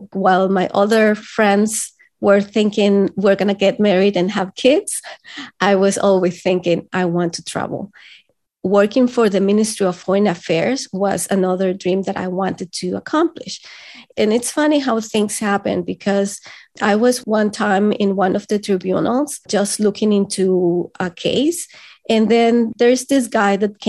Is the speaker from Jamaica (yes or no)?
no; El Salvador; English is a second language; moved away as an adult; now in Canada; I come from El Salvador.